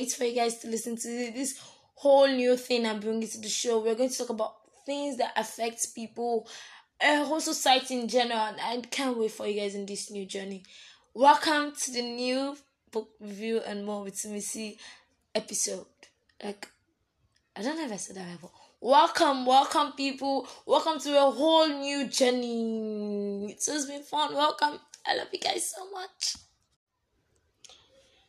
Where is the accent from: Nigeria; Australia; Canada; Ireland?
Nigeria; as a Nigerian